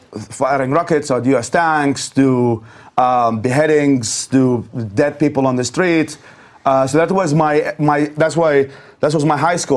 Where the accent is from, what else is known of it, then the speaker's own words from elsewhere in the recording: Babylon, Babil Governorate, Iraq; born there; I was born in Babylon, Iraq, and then